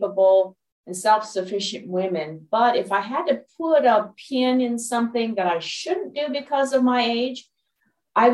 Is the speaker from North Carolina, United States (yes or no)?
no; Los Angeles, California, United States; moved away as an adult; also born or lived in Dallas, Texas; now in Pacific Northwest, United States; I'm originally from Los Angeles, California, born and raised Los Angelino